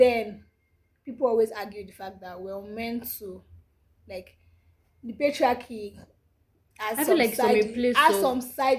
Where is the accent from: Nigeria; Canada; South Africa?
Nigeria; not because I'm African, not because I'm Nigerian.